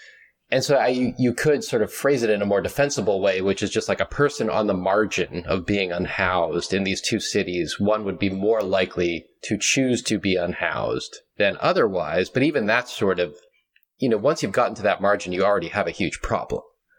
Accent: Boston, Massachusetts, United States; moved away; I grew up in Boston. It gets really cold there.

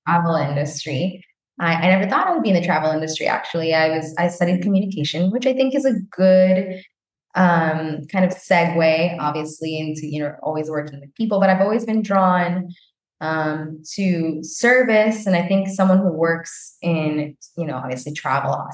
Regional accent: East Coast, United States; moved away as an adult; now in Colombia; I was born and raised in the U.S. To Colombian. So I spent most of my life in the U.S. growing up on the East Coast

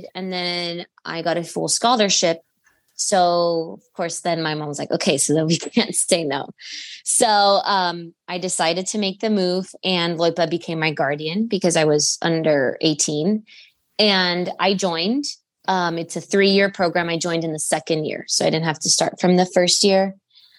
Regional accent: Miami, Florida, United States; moved away as an adult; also born or lived in Cuba (ancestry); now in Charlottesville, United States; I was born in Miami, Florida, and my whole family is from Cuba. My parents are Cuban

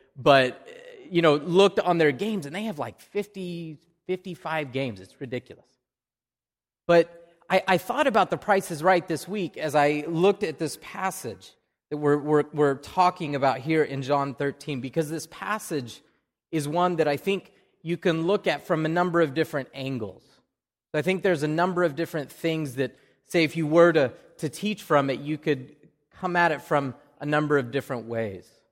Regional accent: Oklahoma, United States; accent: Oklahoma; now in Wakefield, United States; That's my Oklahoma accent

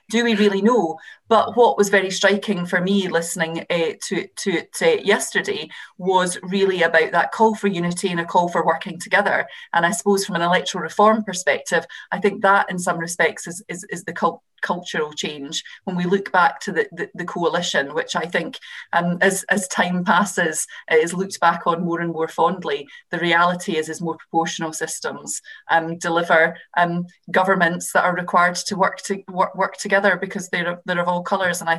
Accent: Scotland, United Kingdom; I'm obviously a Scottish MP. The situation in Scotland was even more stark.

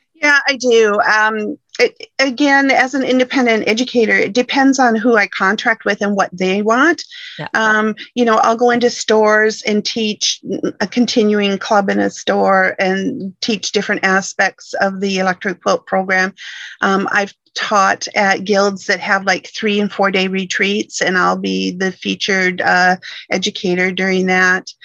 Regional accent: Michigan, United States; moved away as an adult; now in British Columbia, Canada; originally I'm from Michigan, born and raised in Michigan

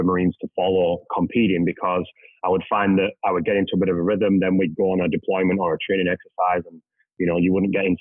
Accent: England, United Kingdom; moved away as an adult; now in Canada; I'm originally from England.

